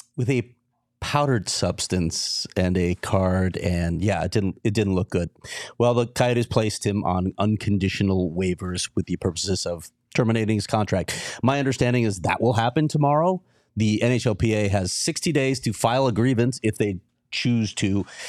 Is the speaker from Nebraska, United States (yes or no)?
no; Chicago, Illinois, United States; now in Arizona, United States; I grew up in Chicago